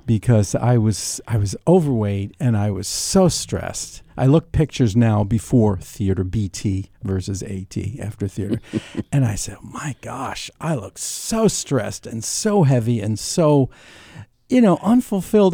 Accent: New York City, New York, United States; also born or lived in Brooklyn; I was born in Brooklyn. I was raised in Queens

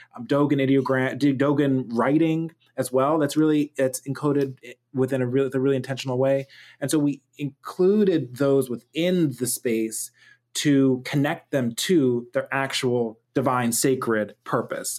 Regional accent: Pittsburgh, Pennsylvania, United States; I'm a Nigerian American multimedia artist and engineer, born and raised in Pittsburgh, Pennsylvania.

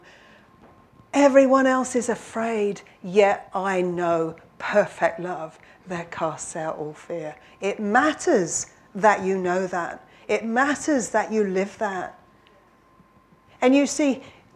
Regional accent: London, United Kingdom; now in Warwickshire, United Kingdom; I come from London, but I come from a little village

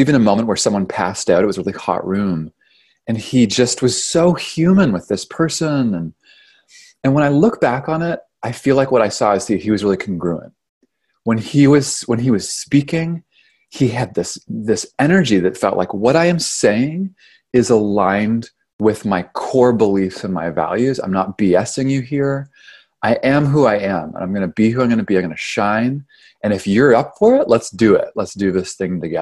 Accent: Canada; moved away as an adult; now in California, United States; I'm from Canada

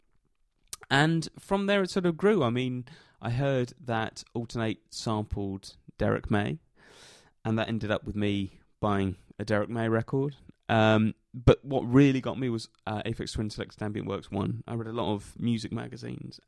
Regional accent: United Kingdom; And I grew up in Britain

